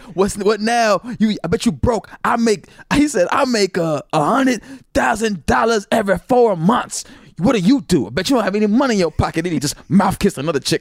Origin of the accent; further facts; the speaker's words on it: Naperville, Illinois, United States; also born or lived in St. Louis, Missouri / Mississippi; we moved to the suburbs of Chicago, uh, Naperville and Aurora